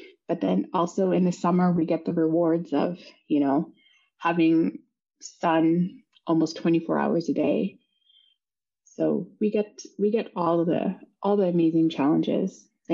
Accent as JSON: {"language": "English", "town": "Inukjuak", "region": "Quebec", "country": "Canada", "tie": "born or raised there", "said": "I always love going to my hometown. So when I go to Inukjuak, I always love landing there."}